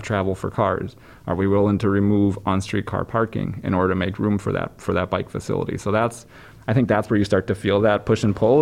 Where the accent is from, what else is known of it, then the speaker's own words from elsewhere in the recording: Wisconsin, United States; I grew up in Wisconsin